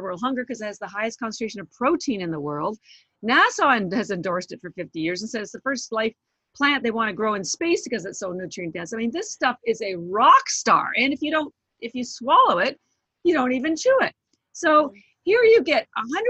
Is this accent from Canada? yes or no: yes; Canada; also born or lived in Vancouver, Canada; now in Boston, United States; I am Canadian, but I live in Boston